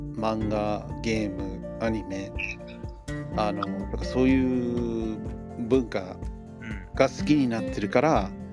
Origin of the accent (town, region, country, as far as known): Los Angeles, California, United States; born or raised there; moved away as an adult; now in Japan